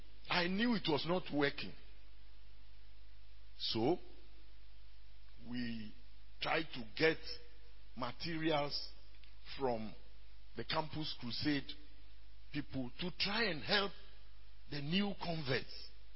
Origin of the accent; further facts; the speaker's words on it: Ghana; first language Ewe; English is a second language; I moved from Kwasa to Aplau. And I speak Ewe fluently, my native tongue.